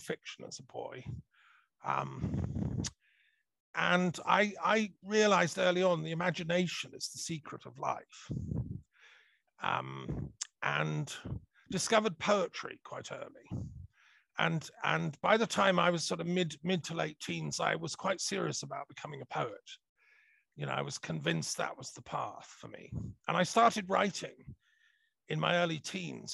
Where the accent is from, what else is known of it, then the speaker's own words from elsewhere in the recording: Montreal, Quebec, Canada; I was born in Montreal in Canada. My earliest memories, very fond memories of Montreal.